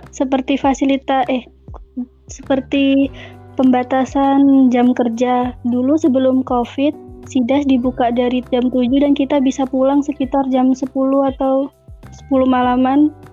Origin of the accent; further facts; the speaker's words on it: Lumajang, East Java, Indonesia; Saya dari Lumajang.